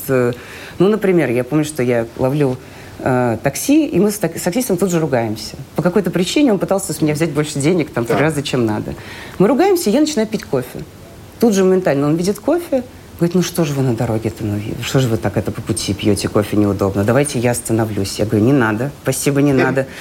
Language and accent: Russian; Russia; moved away as an adult; also born or lived in Ukraine; now in Israel; я из России